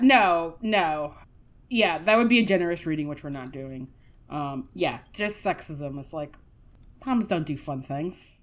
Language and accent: English; United States; as an American teen and child